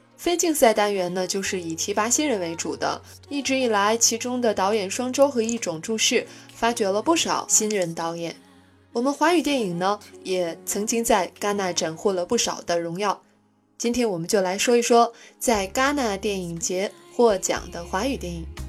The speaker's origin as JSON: {"language": "Chinese", "country": "China", "said": "作为中国人"}